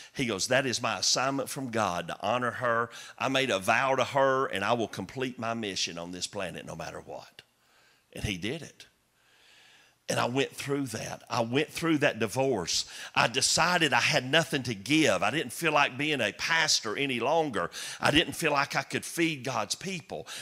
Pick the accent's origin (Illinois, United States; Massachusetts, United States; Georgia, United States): Georgia, United States; Chickamauga; Chickamauga, Georgia, my hometown